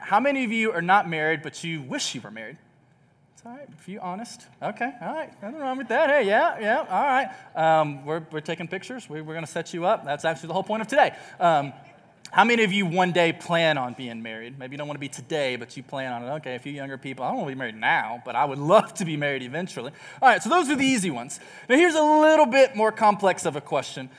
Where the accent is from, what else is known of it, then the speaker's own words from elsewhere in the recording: Texas, United States; moved away; I grew up in Texas